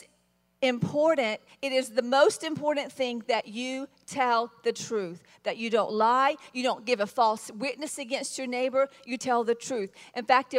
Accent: the South, United States; I was raised in the South, which meant you're raised to be very gracious

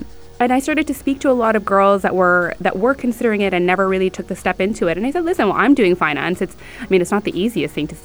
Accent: Abu Dhabi, United Arab Emirates; also born or lived in Sharjah; we were raised outside of Sharjah. So we were raised in the capital

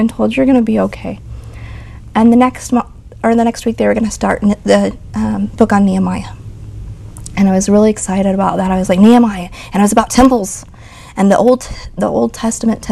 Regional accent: Joplin, Missouri, United States; moved away; We're from Joplin, Missouri originally.

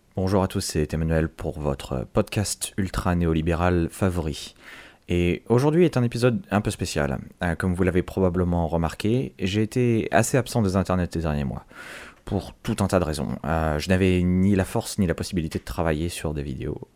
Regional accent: France; je suis français

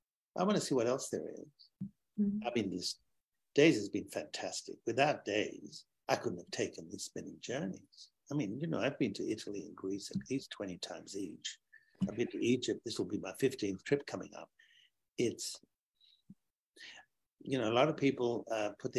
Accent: Sydney, New South Wales, Australia; I grew up in Sydney as a young boy

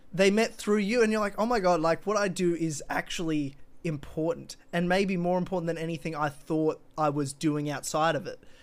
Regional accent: Australia; being an Australian

